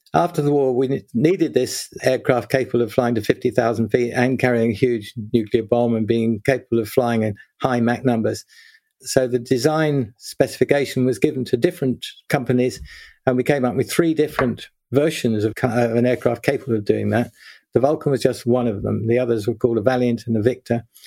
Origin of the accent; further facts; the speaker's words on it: London, United Kingdom; also born or lived in Birmingham; I grew up in South London and went to school there.